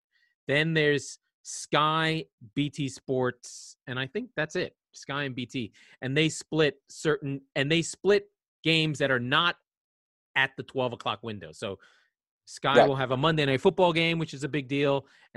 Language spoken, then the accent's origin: English; United States; as an American